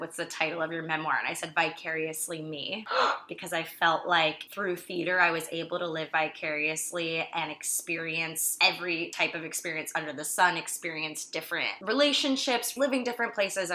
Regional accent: outside of Fort Lauderdale, South Florida, United States; moved away as an adult; also born or lived in Boston / Los Angeles; I grew up in a little suburban town outside of Fort Lauderdale

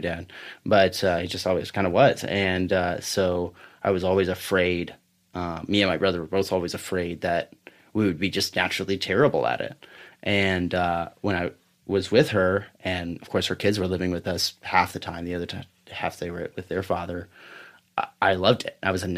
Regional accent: Kentucky, United States; moved away as an adult; also born or lived in Washington State; I had left high school and gone and created this whole life, you know, and left Kentucky and then came back.

